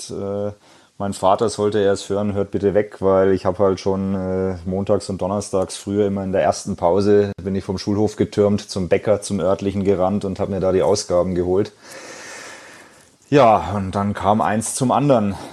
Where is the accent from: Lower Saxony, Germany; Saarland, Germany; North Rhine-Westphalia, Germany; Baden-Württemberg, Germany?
Baden-Württemberg, Germany; Ich bin jetzt zwar auch in Baden-Württemberg aufgewachsen und habe auch Fußball gespielt